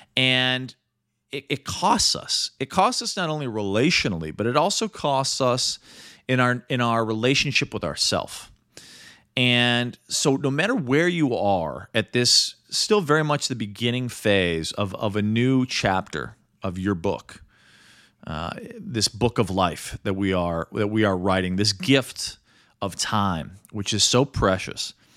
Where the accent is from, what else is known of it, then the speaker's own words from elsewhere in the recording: Midwest, United States; also born or lived in New York; now in Los Angeles, United States; growing up in the Midwest.